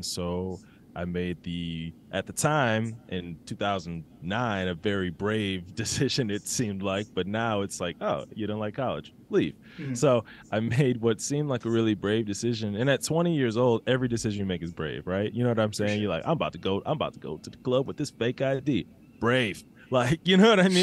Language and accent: English; Milwaukee, Wisconsin, United States; moved away as an adult; now in Chicago, United States; I'm from Milwaukee.